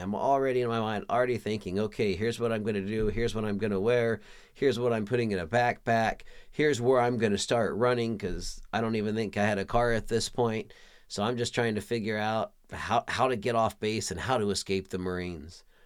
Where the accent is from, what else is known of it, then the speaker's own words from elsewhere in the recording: Pflugerville, Texas, United States; moved away as an adult; also born or lived in San Diego, California; I was raised in the Austin, Texas region, a little town called Pflugerville, Texas